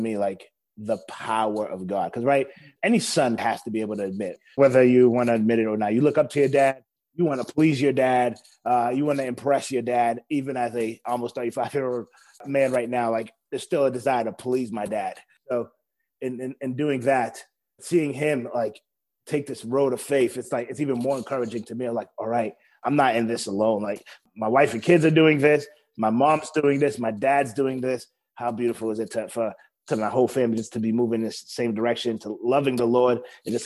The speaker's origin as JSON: {"language": "English", "town": "Boston", "region": "Massachusetts", "country": "United States", "tie": "born or raised there"}